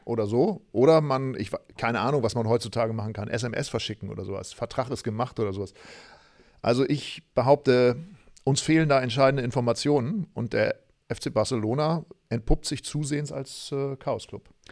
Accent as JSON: {"language": "German", "country": "Germany", "said": "ich komme aus Deutschland"}